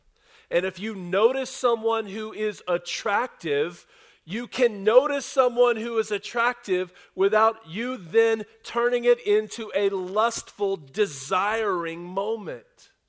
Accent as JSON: {"language": "English", "region": "the South", "country": "United States", "tie": "born or raised there", "said": "I was raised in the South, and I was raised by a thoughtful and intentional mom and dad and grandparents"}